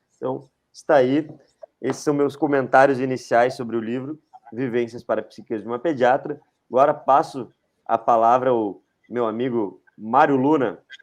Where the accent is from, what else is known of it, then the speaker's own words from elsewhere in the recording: Rio Grande do Sul, Brazil; eu sou o único aqui do, de nós três que sou gaúcho